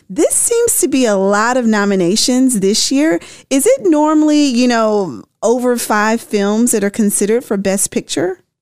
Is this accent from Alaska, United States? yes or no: no; Memphis, Tennessee, United States; moved away; I'm from Memphis originally.